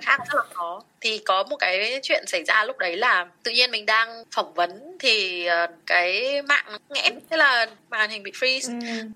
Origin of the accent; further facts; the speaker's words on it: Vietnam; mình là người Việt Nam